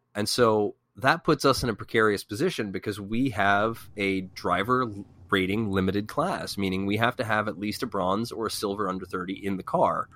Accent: VIR, Virginia, United States; also born or lived in Falls Church, Virginia; I grew up around V I R

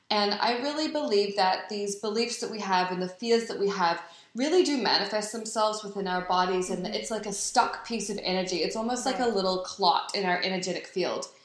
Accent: New Zealand; also born or lived in New York; now in Los Angeles, United States; So I grew up in New Zealand

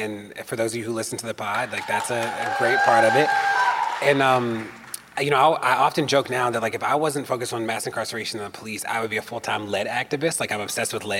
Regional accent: Maryland, United States; In Maryland, my hometown, home state

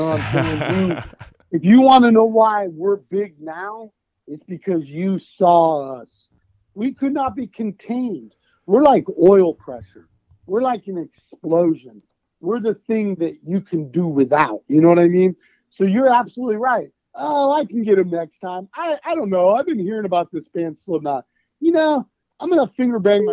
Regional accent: Des Moines, Iowa, United States; We're from Des Moines, Iowa

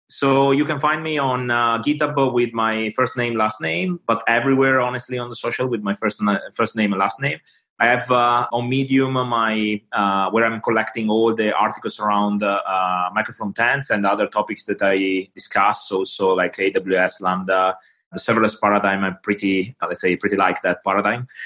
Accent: Italy; English is a second language; now in London, United Kingdom; English is not my native language

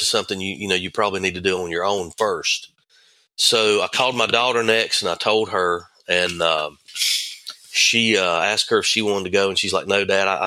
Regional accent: Thomasville, North Carolina, United States; I grew up in Thomasville

